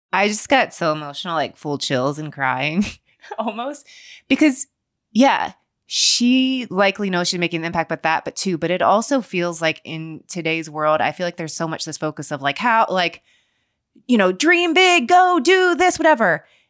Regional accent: Cincinnati, Ohio, United States; moved away; I grew up in Cincinnati, Ohio

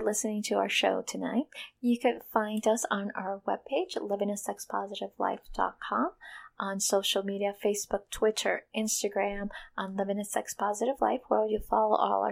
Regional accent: Florida, United States; We're from Florida

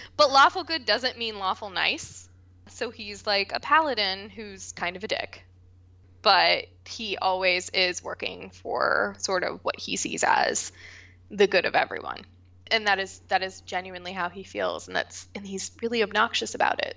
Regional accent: West Virginia, United States; moved away; I am originally from West Virginia

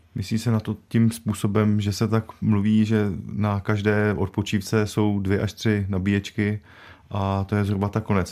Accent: Liberec Region, Czechia; Já sám jsem z Libereckého kraje

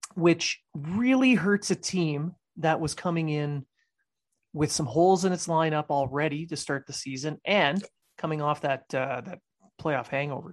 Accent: Sudbury, Ontario, Canada; the Sudbury Wolves, my hometown team

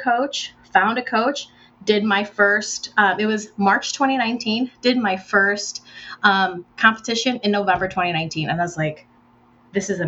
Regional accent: United States; also born or lived in Philippines; I was Filipino American growing up in America

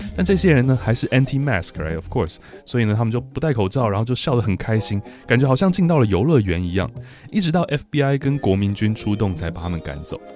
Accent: Taiwan; 我记得我小时候在台湾

